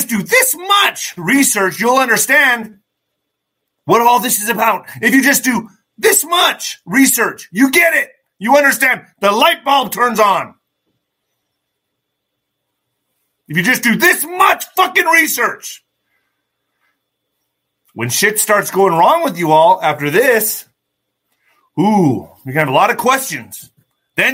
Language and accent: English; El Paso, Texas, United States; my hometown of El Paso